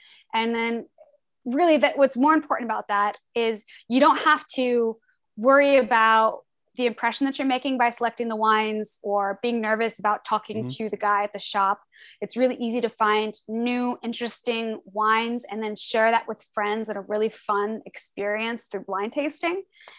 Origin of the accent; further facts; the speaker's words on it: Des Moines, Iowa, United States; born there; I'm from the Midwest. I was born in Des Moines, Iowa, and lived in like 7 different states growing up all around the Midwest.